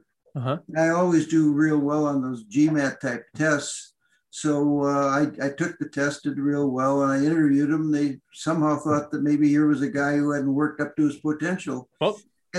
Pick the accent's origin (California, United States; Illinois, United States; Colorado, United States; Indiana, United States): Illinois, United States; Downers Grove; I grew up in the Chicago suburbs, and my parents were poor. I went to I was in Downers Grove, Illinois, and I went to the local schools. I graduated from Downers Grove